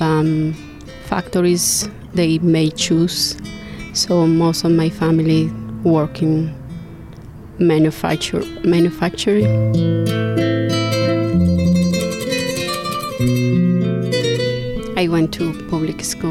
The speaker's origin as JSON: {"language": "English", "region": "Bogotá", "country": "Colombia", "second_language": "English", "moved": "as an adult", "lives_now": "Great Barrington, United States", "said": "I'm from Colombia, Bogota"}